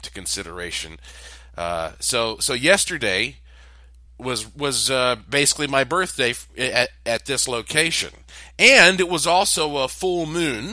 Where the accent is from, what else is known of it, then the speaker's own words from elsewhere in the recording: Asheville, North Carolina, United States; I was born on October the 25th of 1976 at 1:39 a.m. in Asheville, North Carolina, on the East Coast.